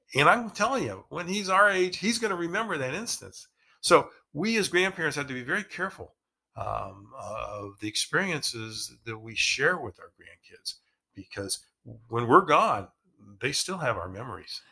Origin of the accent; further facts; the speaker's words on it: Ohio, United States; we grew up in Ohio